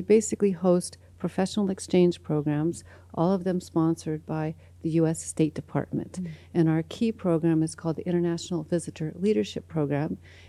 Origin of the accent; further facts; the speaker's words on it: United States; also born or lived in Toronto, Canada; now in Albuquerque, United States; Born and raised in the United States, born in Mojave Desert, but always had a lot of wanderlust.